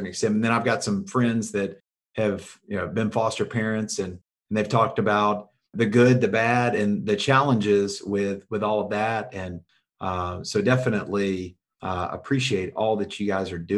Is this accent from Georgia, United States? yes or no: yes; Jonesboro, Georgia, United States; moved away as an adult; now in Alabama, United States; I'm also from Georgia and grew up south of Atlanta in Jonesboro, Georgia